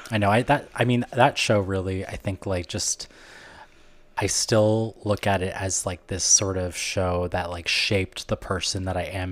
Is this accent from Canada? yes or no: yes; Canada; I'm from Canada